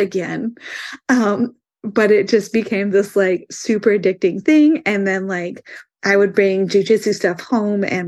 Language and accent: English; Indiana, United States; I'm from Indiana